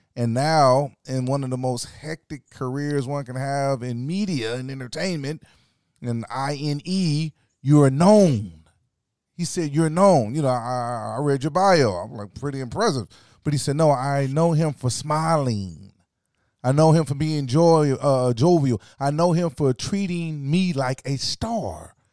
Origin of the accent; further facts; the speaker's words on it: Orangeburg, South Carolina, United States; moved away as an adult; also born or lived in Los Angeles; I grew up in South Carolina